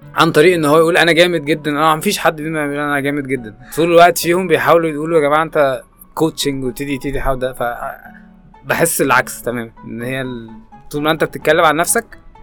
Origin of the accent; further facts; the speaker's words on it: Egypt; مش حابب اقول كمصريين